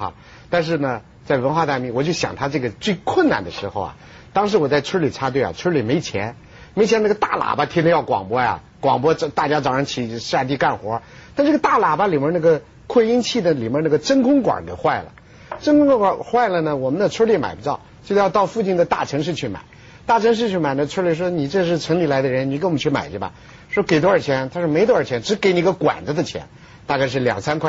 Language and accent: Chinese; China; 我们中国人没这个条件，中国人一直不是一夫